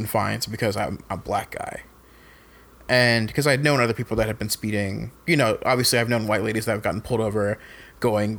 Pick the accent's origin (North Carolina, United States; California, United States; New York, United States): North Carolina, United States; Fayetteville; Fayetteville, which is my hometown.